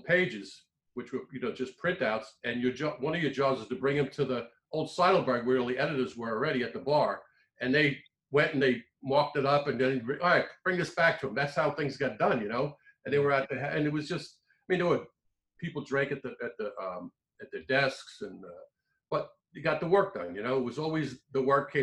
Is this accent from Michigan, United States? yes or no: no; New York, United States; I'm from New York